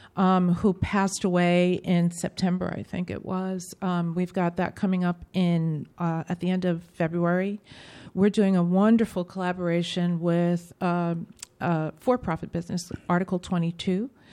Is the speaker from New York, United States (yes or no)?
yes; New York City, New York, United States; I grew up in New York City at a time when you couldn't graduate from public school without learning about music